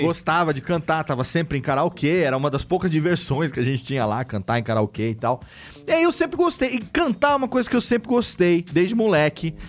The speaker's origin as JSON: {"language": "Portuguese", "region": "São Paulo", "country": "Brazil", "said": "como bom paulista que sou"}